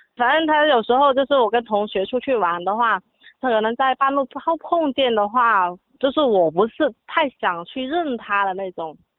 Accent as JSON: {"language": "Chinese", "town": "Yangchun", "region": "Guangdong", "country": "China", "said": "我来自广东阳春市"}